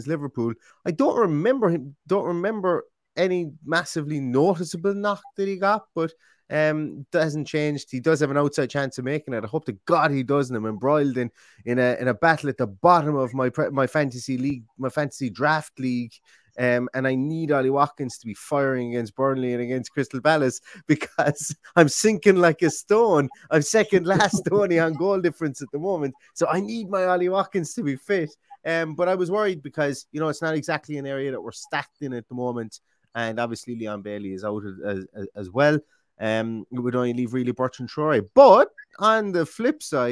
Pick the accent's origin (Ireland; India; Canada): Ireland; Limerick, Munster; now in Galway, Ireland; I'm from Limerick